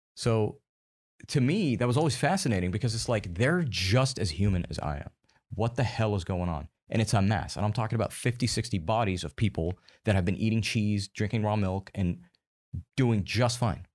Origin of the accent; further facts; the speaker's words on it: United States; I'm American